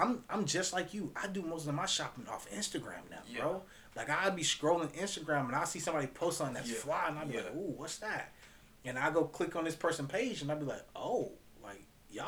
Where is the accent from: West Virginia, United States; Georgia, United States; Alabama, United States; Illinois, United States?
Georgia, United States; because we're from Georgia, and we're from the South